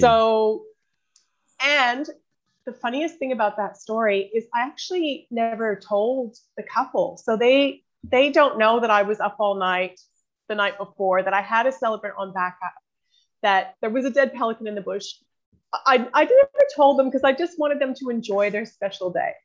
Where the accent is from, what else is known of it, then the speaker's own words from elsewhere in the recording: Canada; moved away as an adult; also born or lived in New Zealand; now in Australia; I'm originally from New Zealand, but grew up in Canada and I've uh, been in Australia now for 14 years